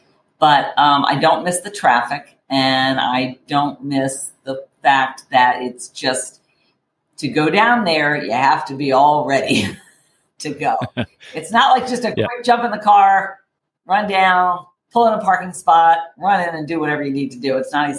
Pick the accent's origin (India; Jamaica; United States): United States; Rockville, Maryland; also born or lived in Howard County, Maryland; I'm actually from Maryland, born and raised. I grew up in Montgomery County, Maryland, the Rockville area, which is, then you're considered a Washingtonian. And then I currently live in Howard County. Howard County sits in between Washington, D.C. and Baltimore.